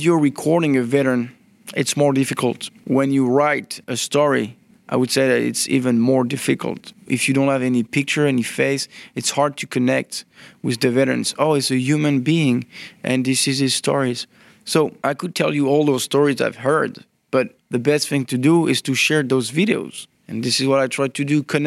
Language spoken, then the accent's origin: English; Normandy, France; I'm from Normandy